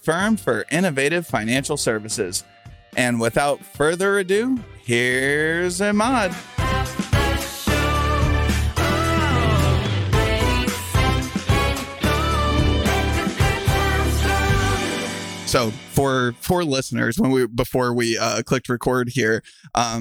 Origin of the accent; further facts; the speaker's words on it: Kansas City, United States; now in New York, United States; I'm from Kansas City